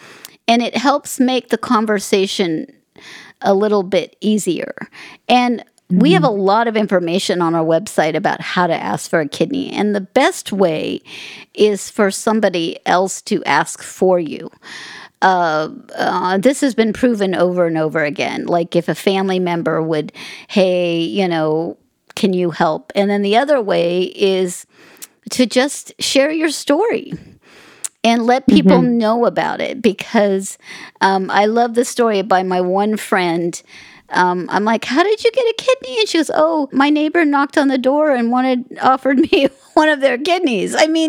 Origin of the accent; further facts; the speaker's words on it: Las Vegas, Nevada, United States; born there; I was born in Las Vegas and I realized that dialysis was always waiting for me